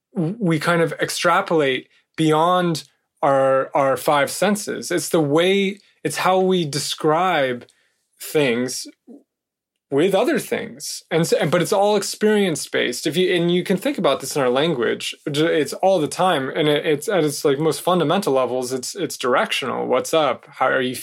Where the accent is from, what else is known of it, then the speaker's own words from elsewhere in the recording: California, United States; I'm from California.